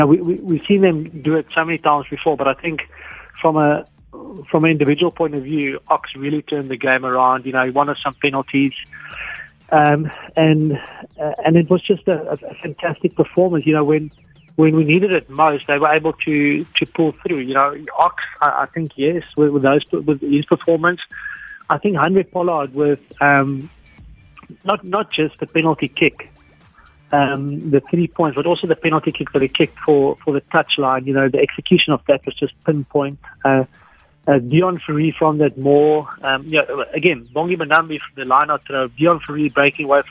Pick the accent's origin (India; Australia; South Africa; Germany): South Africa